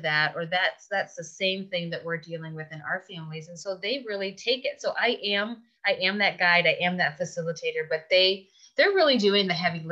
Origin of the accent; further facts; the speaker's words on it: Canada; moved away; I'm originally from Canada